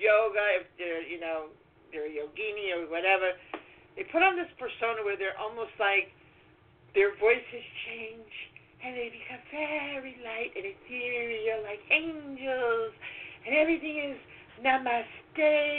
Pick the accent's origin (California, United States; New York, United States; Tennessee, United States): New York, United States; New York City; I'm from Brooklyn